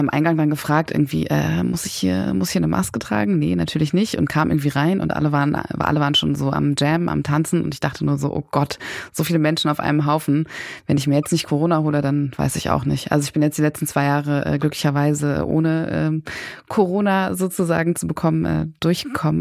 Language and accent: German; Berlin, Germany; ich komme auch selber aus Berlin. Ich bin hier geboren und aufgewachsen, habe sehr lange auch in Kreuzberg gewohnt